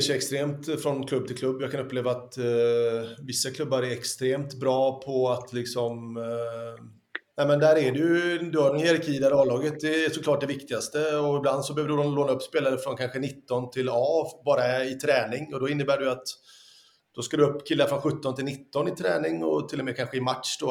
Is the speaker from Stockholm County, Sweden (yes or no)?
no; Lysekil, Västra Götaland, Sweden; also born or lived in Italy; när jag var ung hemma i Lysekil.